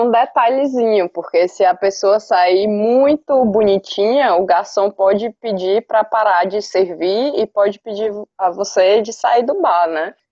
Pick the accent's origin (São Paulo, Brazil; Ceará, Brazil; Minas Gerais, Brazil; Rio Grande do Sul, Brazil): Ceará, Brazil; Itapipoca; Eu sou de Tapipoca